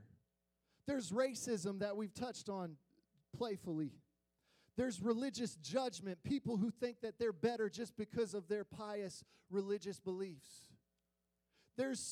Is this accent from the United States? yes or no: yes; Springfield, Illinois, United States; I was born in Springfield, Illinois. My extended family are a bunch of Midwest corn and soybean farmers, okay? Yeah, they are white as can be. Just to give you some context of the atmosphere that I was raised